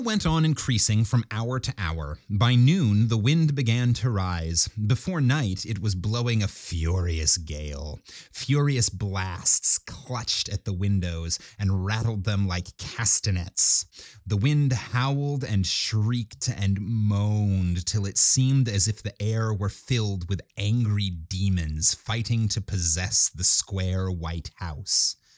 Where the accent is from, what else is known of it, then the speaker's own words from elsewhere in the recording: Minnesota, United States; moved away; also born or lived in Kansas City; I grew up in Minnesota.